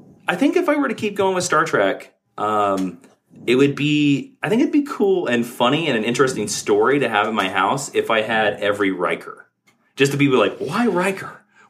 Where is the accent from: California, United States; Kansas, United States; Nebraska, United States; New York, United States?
Kansas, United States; because I'm from Kansas, I grew up on a farm